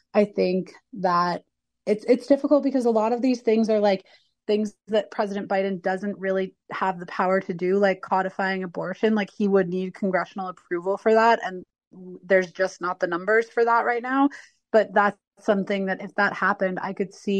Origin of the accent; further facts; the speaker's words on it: Arizona, United States; I'm from Arizona